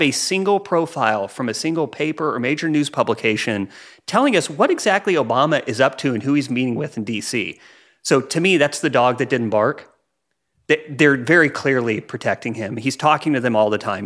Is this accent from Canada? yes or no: no; United States; as American